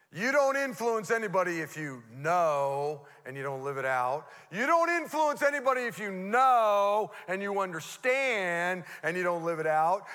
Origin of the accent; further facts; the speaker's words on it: Modesto, California, United States; I grew up here in Modesto. I went to Fremont Elementary School, you know, Roosevelt Junior High, uh, Grace M. Davis